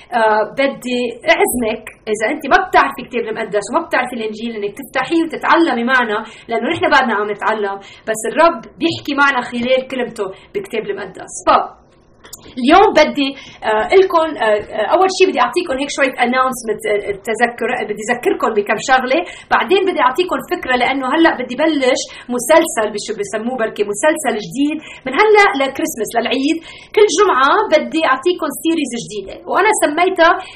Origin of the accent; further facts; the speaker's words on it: Lebanon; also born or lived in United States; لبنان انا لبنانيه